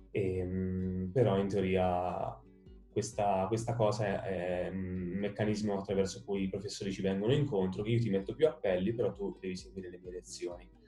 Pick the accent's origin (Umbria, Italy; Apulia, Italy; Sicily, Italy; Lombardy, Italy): Umbria, Italy; Perugia; also born or lived in Palermo; io ho sempre vissuto qui a San Sisto, fin da quando avevo un anno, perché sono di Palermo, quindi nato a Palermo, trasferitomi subito qui a Perugia, qui a San Sisto, e quindi mi è andata proprio bene.